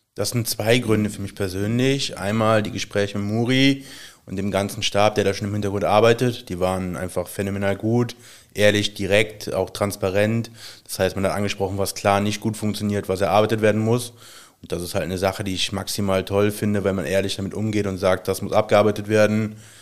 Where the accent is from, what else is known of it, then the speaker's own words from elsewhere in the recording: Aachen, North Rhine-Westphalia, Germany; also born or lived in Stolberg / Dormagen; ich komme aus Aachen, bin da gebürtig, äh, in Stolberg geboren